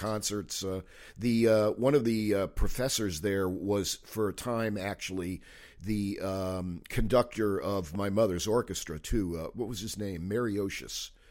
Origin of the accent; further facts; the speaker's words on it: Manchester, Connecticut, United States; moved away as an adult; also born or lived in Cape Cod, Massachusetts; I grew up in Manchester, Connecticut